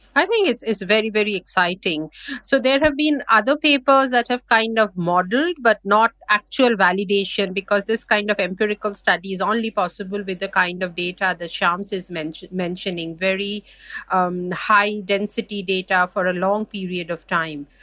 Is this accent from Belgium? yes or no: no; India; I'm from India